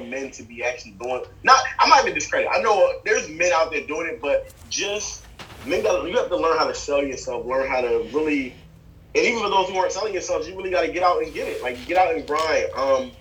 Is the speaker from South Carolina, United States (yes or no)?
no; New Jersey, United States; I'm from Jersey